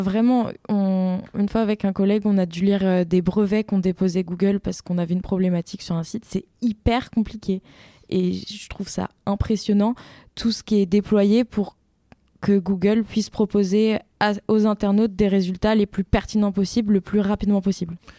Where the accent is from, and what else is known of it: Rambouillet, Île-de-France, France; born or raised there; also born or lived in Montpellier